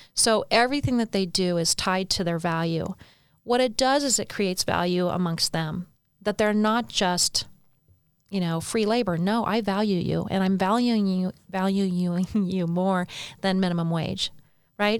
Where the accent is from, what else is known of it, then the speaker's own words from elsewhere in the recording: Bend, Oregon, United States; moved away as an adult; now in St. George, United States; I was born and raised in Oregon